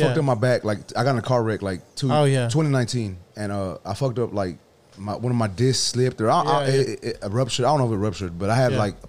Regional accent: Houston, Texas, United States; I'm not from the hood in the east side. I'm from Wood Forest.

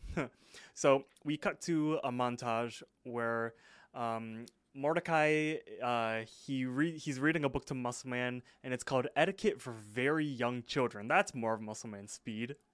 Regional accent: United States; I'm I'm American

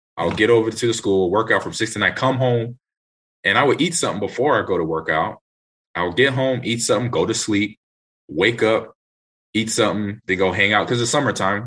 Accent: Los Angeles, California, United States; also born or lived in Nebraska; I was born in Nebraska. Grew up in Los Angeles

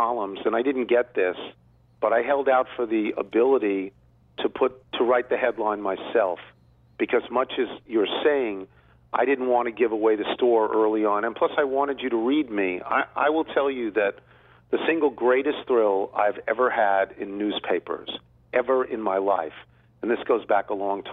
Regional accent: Long Island, New York, United States; moved away; I grew up in New York, Long Island

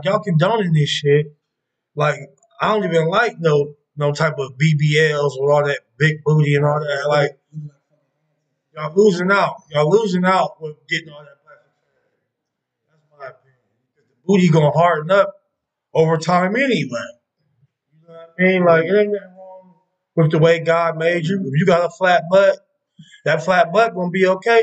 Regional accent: Columbus, Ohio, United States; I'm from Columbus East Side

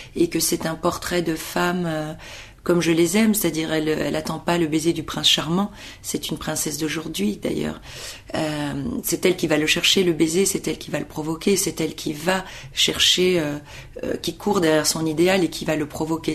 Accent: Brussels, Brussels-Capital Region, Belgium; moved away; moi je suis née de parents portugais. Euh, en Belgique. Donc à 18 ans, vous avez le choix de la nationalité et moi j'ai pris celle du sol parce que à 18 ans, j'ai estimé que euh, bah, mes souvenirs étaient belges, l'école était belge

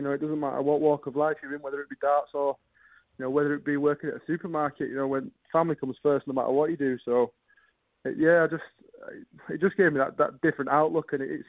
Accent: Bradford, Yorkshire and the Humber, United Kingdom; I'm from Bradford

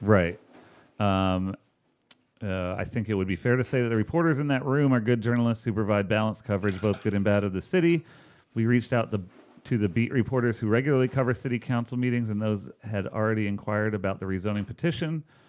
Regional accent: Charlotte, North Carolina, United States; I grew up in Northeast Charlotte

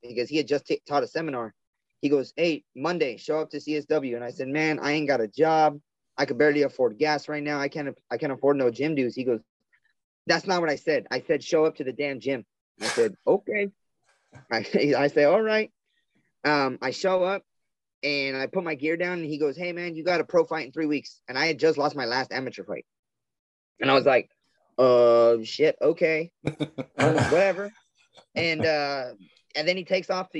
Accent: South Gate, California, United States; I'm from Southgate, California, which is like obviously south

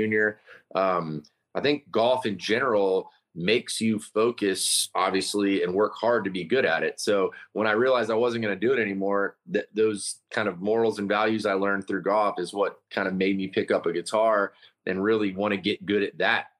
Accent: Vero Beach, Florida, United States; moved away as an adult; also born or lived in Tallahassee, Florida; now in Kingston Springs, United States; Where I grew up in Florida, in this little town called Vero Beach, Florida

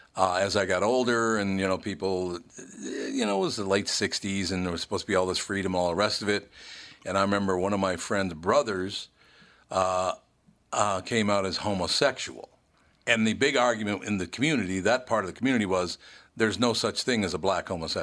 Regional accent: Minneapolis, Minnesota, United States; But I remember growing up, I'm a bit older than you are, but I remember growing up in North Minneapolis, and obviously the word gay wasn't around yet.

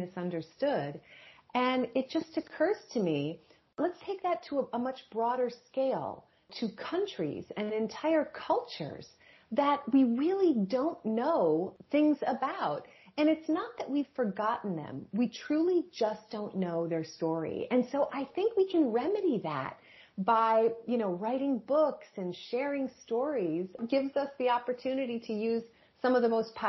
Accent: Michigan, United States; now in Nashville, United States; I live in Nashville, Tennessee, but I'm originally from Michigan

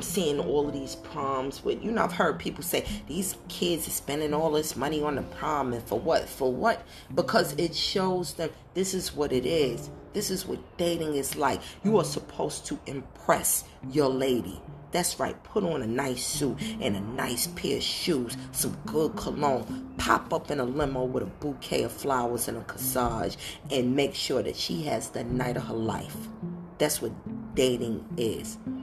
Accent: New York City, New York, United States; growing up in Brooklyn, New York

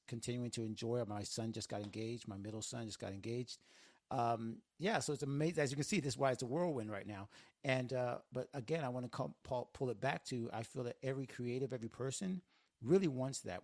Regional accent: Northwest Florida, United States; moved away as an adult; now in Miami, United States; It's Northwest Florida, but growing up in the South

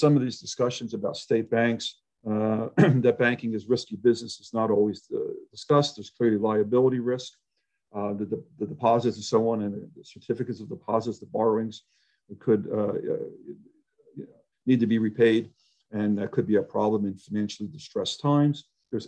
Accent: Chicago, Illinois, United States; I'm from Chicago and Illinois, where political interference and corruption is relatively rampant

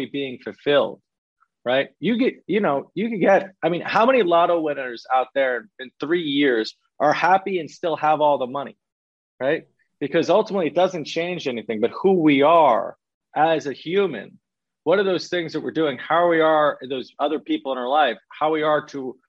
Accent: New York, United States; accent: New York; I could talk with a New York accent because I'm from New York

